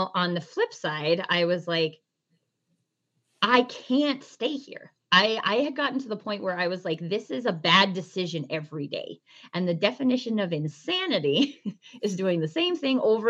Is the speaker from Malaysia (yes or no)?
no; Canada; I'm Canadian.